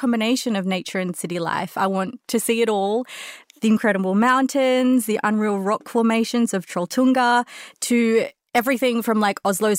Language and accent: English; Sydney, New South Wales, Australia; moved away as an adult; now in London, United Kingdom; I'm originally from Sydney, Australia.